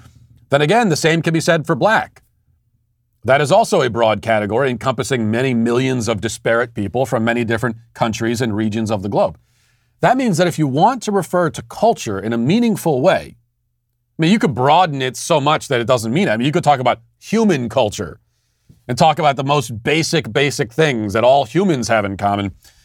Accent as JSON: {"language": "English", "country": "United States", "said": "I want to say that I am a member of and a participant in American culture because I am American."}